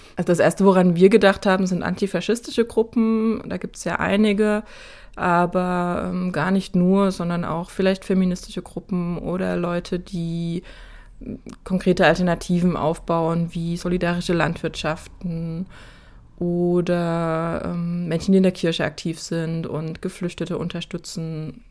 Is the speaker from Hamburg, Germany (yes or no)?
no; Saxony, Germany; moved away as an adult; Ich wohne seit äh, 2007 nicht mehr in Sachsen, bin, bin damals weggezogen für den ersten Job, den ich hatte